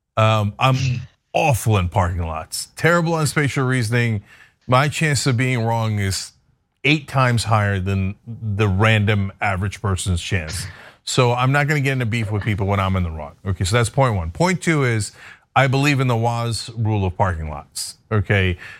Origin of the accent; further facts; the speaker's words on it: East Coast, United States; moved away; I grew up on the East Coast